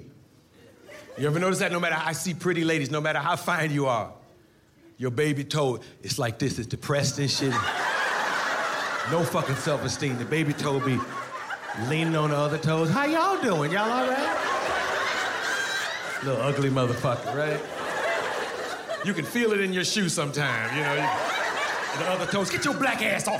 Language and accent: English; Cleveland, Ohio, United States; born or raised there